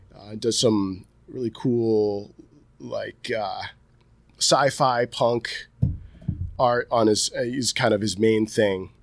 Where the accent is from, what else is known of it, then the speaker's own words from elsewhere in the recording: Delmar, New York, United States; this is my hometown